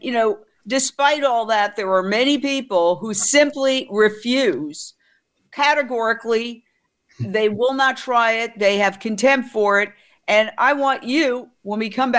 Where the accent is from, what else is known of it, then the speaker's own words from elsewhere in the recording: New York, United States; I grew up in New York right near the Carnegie Deli.